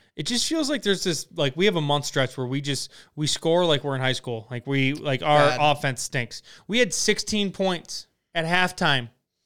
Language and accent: English; Florida, United States; I'm from Florida.